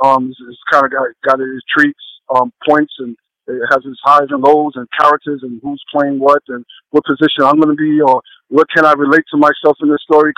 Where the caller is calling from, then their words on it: New York City, New York, United States; Right now, I'm in New York City.